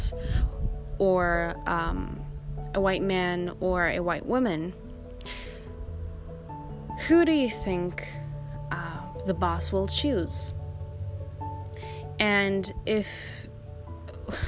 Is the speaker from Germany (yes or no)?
no; Belgium; also born or lived in Morocco (ancestry); But I was born in Belgium, so technically I'm a Belgian citizen.